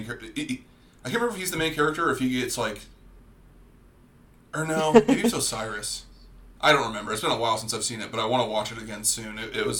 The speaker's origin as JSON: {"language": "English", "town": "Erie", "region": "Pennsylvania", "country": "United States", "said": "we hail from the Erie, Pennsylvania area."}